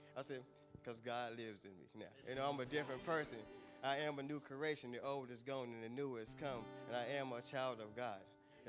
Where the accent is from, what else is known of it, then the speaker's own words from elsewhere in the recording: Kannapolis, North Carolina, United States; I'm 42 years old. I'm from Kannapolis, North Carolina.